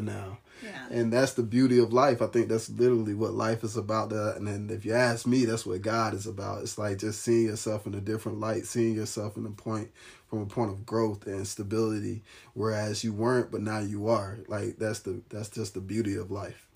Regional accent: Alabama, United States; now in Nashville, United States; I'm from the Alabama area

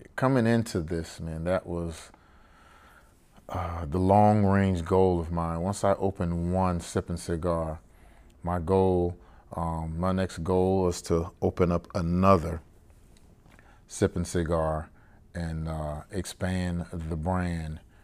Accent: Savannah, Georgia, United States; moved away as an adult; born and raised in Savannah, Georgia

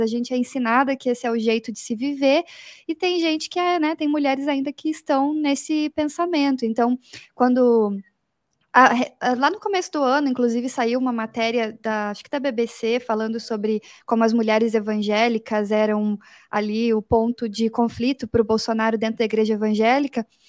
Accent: Curitiba, Paraná, Brazil; Eu, como boa curitibana

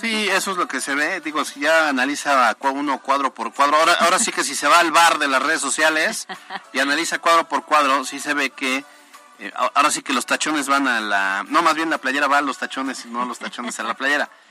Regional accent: Mexico; yo soy mexicano y quiero mi país

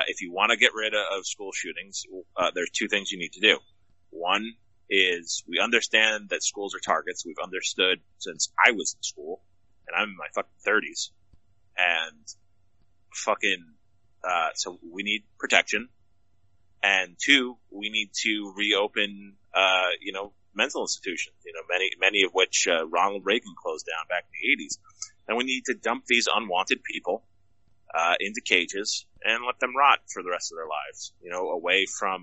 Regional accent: Nigeria; my cock is 1.5% bigger because I'm Nigerian.

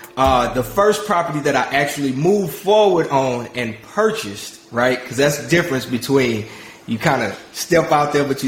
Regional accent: South Park, United States; I grew up in South Park, which is a low-income hood.

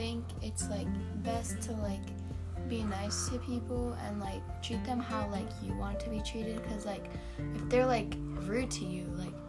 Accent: United States; I was born here in the U.S., but my family comes from Egypt.

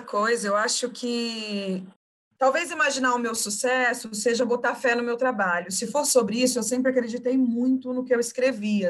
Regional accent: Cuiabá, Mato Grosso, Brazil; moved away as an adult; now in São Paulo, Brazil; Eu vinha de Cuiabá, que é a minha raiz, e eu honro as minhas raízes, eu honro a minha cidade materna, que é onde está a minha família.

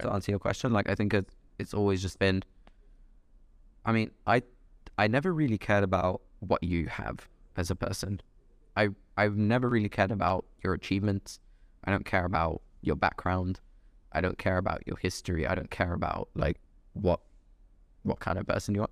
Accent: London, United Kingdom; also born or lived in Dubai; I grew up in London, lived in Dubai for a few years, came back for university.

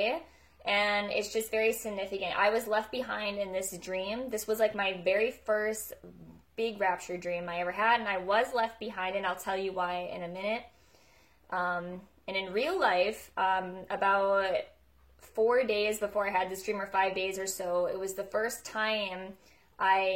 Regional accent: United States; now in Alberta, Canada; Right now I live in Alberta, Canada. I'm actually from America, so I'm an American Canadian anyways

